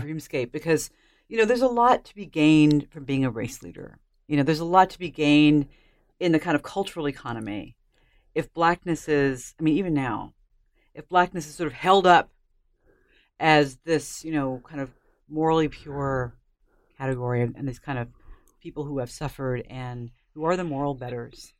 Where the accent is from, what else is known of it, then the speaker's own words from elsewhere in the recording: United States; I'm an American